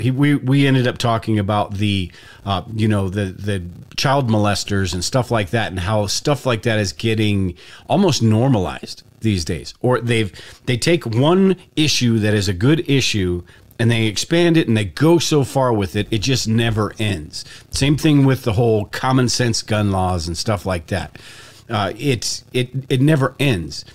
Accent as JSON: {"language": "English", "country": "United States", "said": "the privileges and the stuff that I've had from being an American"}